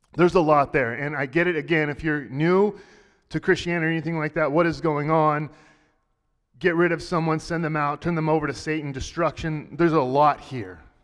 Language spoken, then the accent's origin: English; Texas, United States; I grew up in Texas